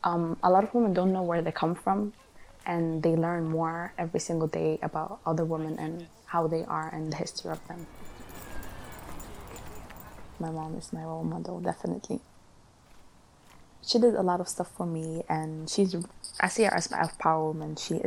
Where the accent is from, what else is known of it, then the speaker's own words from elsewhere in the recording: Sudan; also born or lived in Netherlands; now in Glasgow, United Kingdom; I'm 18 years old. I'm studying science in Glasgow Clyde College. I'm from Holland. I moved here a year ago to Scotland, and originally I'm from Sudan.